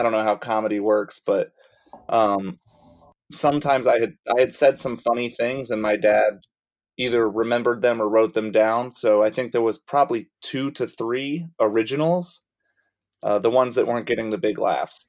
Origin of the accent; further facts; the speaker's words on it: Rock Hill, South Carolina, United States; moved away; I started when I lived in Rock Hill, South Carolina, and I would go to Charlotte probably three times a week for stand up and try to do one local show in either Rock Hill eh, uh, area, my hometown